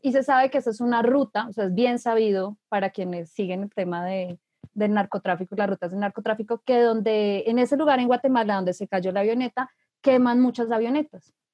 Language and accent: Spanish; Colombia; como colombianos